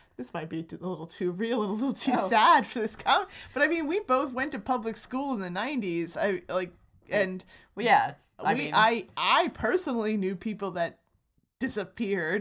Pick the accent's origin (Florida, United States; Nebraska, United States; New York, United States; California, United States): Florida, United States; South; I grew up in South Florida